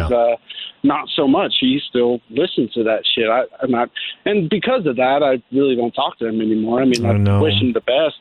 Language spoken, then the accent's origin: English; Austin, Texas, United States; moved away; I'm originally from Austin